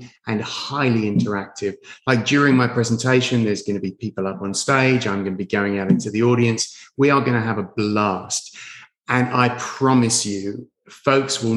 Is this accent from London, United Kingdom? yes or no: yes; London, United Kingdom; moved away as an adult; also born or lived in Orlando; I'm from London.